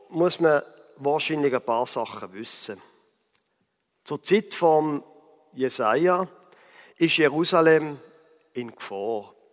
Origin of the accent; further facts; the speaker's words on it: Basel, Basel-Stadt, Switzerland; von Basel, wo ich herkomme, bis nach Straßburg sind es ungefähr 130 Kilometer.